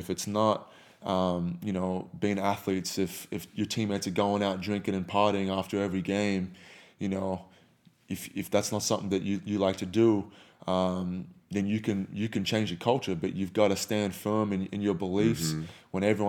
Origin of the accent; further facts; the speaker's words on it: Australia; I used to cuss like a sailor, you know, growing up in Australia.